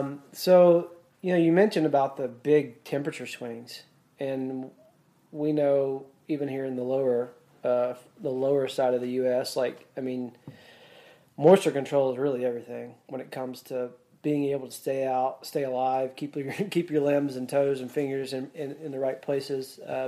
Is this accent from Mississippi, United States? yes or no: yes; Mississippi, United States; I grew up in Mississippi, you know, our woods are so thick there.